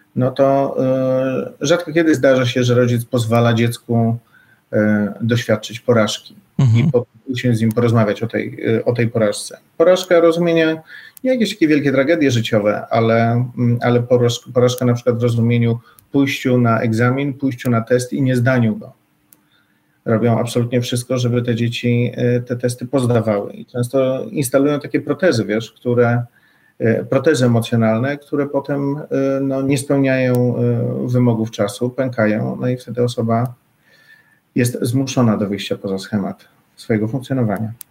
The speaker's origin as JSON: {"language": "Polish", "area": "near Warsaw", "region": "Masovian Voivodeship", "country": "Poland", "said": "ja tutaj jestem z okolic Warszawy"}